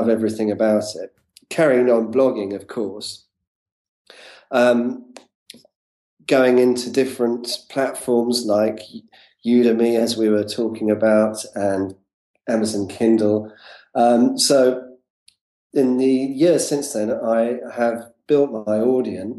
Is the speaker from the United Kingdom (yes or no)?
yes; London, United Kingdom; I'm from talking from London, UK, and this is where I'm from.